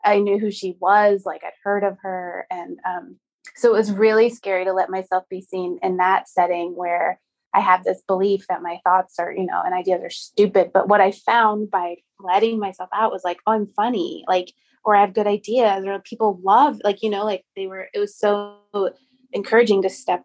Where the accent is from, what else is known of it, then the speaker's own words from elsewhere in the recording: Long Island, New York, United States; I grew up on Long Island